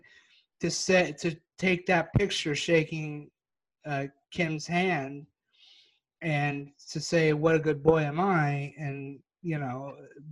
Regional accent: Texas, United States; I'm from Texas

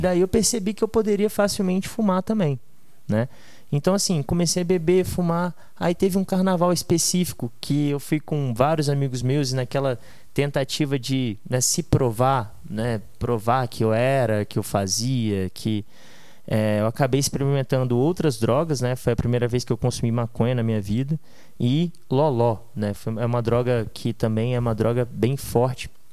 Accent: Vila Velha, Espírito Santo, Brazil; also born or lived in Australia; nasci é, em Vila Velha, no Espírito Santo, e minha vida inteira, cara, eu estudei em escolas boas

